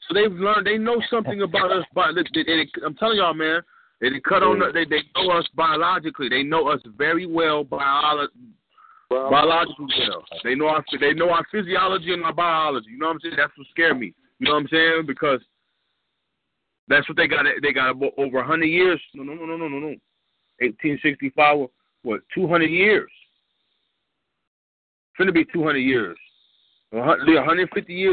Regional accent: California, United States; I'm from California

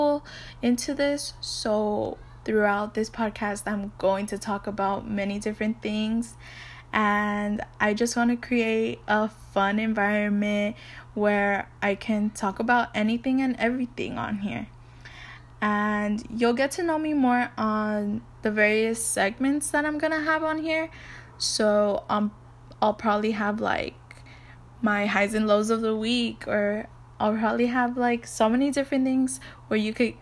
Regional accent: Inglewood, California, United States; I was born in Inglewood, California

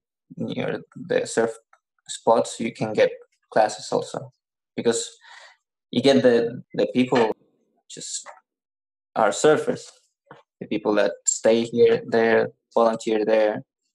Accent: Copiapó, Atacama, Chile; English is a second language; I'm from Copiapó. Copiapó is in the third region. It's like south of La Serena. It's not very well known. It's a valley.

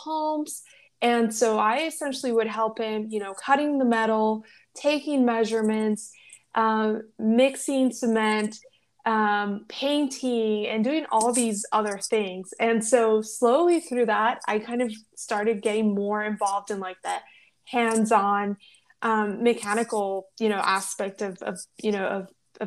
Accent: Los Angeles, California, United States; moved away; also born or lived in Mexico / Yuma, Arizona; I was born in Mexico. I grew up in Los Angeles, and then we moved to Arizona, and we moved to a small agricultural town, of Yuma, Arizona

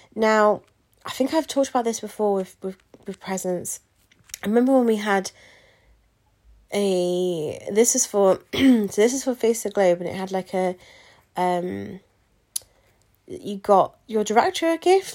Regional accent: England, United Kingdom; I always say England, um, just 'cause I am from England.

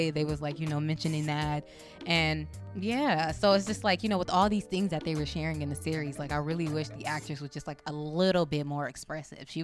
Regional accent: the West, United States; like I'm from the West, I'm from the hood, and I'm Black American, um, African American, if you will

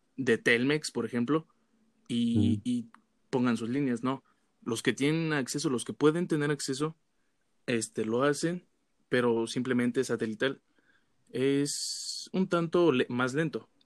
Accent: Pátzcuaro, Michoacán, Mexico; yo de, de Pátzcuaro, eh, a las afueras, de hecho

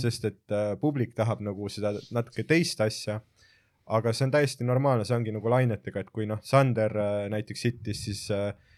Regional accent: Jõhvi, Ida-Viru County, Estonia; ma olen Jõhvist pärit

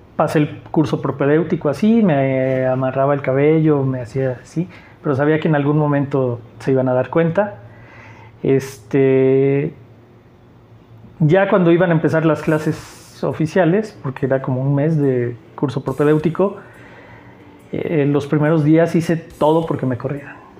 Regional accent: Aguascalientes, Mexico; also born or lived in Mexico City / Mexicali; Nací en la Ciudad de México. Muy chico me fui a, me llevaron más bien a vivir a Mexicali y a los ocho años llegué aquí a Aguascalientes. Desde que tengo ocho años hasta ahorita que tengo 43 años, he vivido aquí

